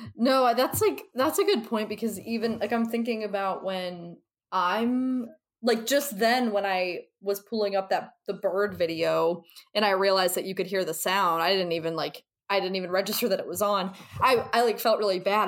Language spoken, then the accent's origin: English; twenty minutes from Hudson, Ohio, United States; moved away; twenty minutes from my hometown